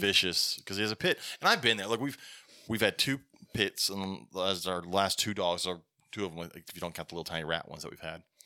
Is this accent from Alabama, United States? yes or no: yes; Alabama, United States; we're from Alabama